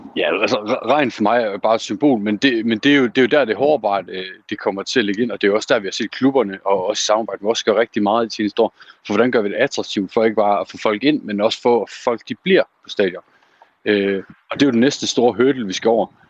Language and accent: Danish; Aalborg, North Denmark Region, Denmark; min hjemby i Aalborg